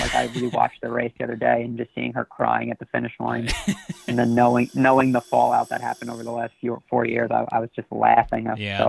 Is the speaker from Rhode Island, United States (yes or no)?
no; Nassau County, New York, United States; I'm from Nassau County.